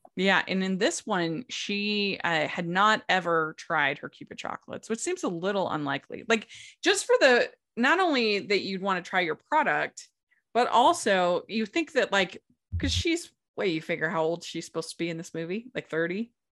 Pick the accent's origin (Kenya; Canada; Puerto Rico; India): Puerto Rico; I am from Puerto Rico.